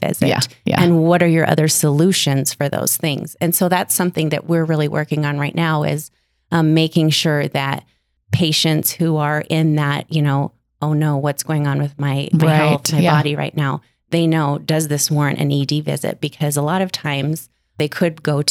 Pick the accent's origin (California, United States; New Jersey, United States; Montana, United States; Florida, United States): Montana, United States; Billings; I'm from Billings